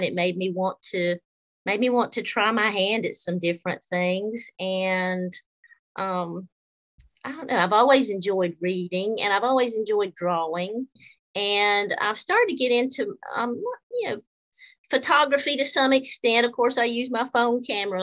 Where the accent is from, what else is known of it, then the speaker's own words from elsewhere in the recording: South Georgia, United States; also born or lived in Milledgeville, Georgia; I'm originally from South Georgia, but I live in Milledgeville now